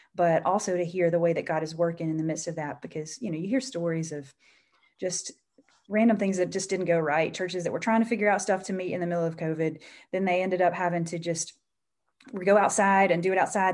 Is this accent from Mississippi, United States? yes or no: yes; Mississippi, United States; moved away as an adult; I, I grew up in Mississippi